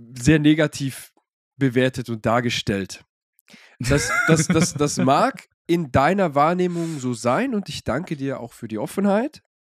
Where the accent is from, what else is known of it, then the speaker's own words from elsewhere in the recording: Swabia, Germany; ich bin ja aus dem Schwabeland